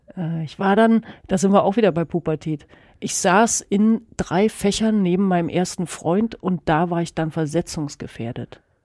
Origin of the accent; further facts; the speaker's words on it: Germany; das ist meine Heimat und so, hier bin ich gerne